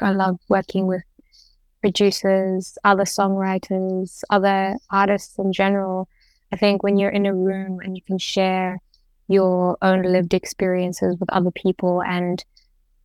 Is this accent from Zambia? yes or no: yes; Zambia; growing up in Zambia